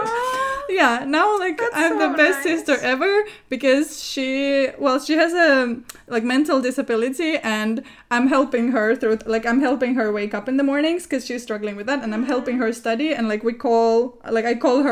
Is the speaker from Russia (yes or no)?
yes; Murmansk, Murmansk Oblast, Russia; I was born in Russia, but you might not know that I was born in a city called Murmansk.